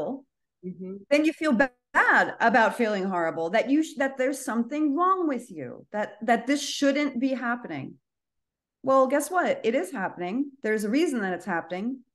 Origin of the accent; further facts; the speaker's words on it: United States; as an American